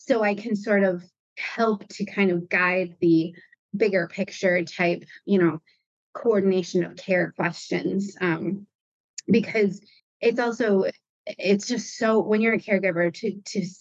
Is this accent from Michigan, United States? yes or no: yes; Michigan, United States; now in Rhode Island, United States; I was in Rhode Island the whole time, and I grew up in Michigan.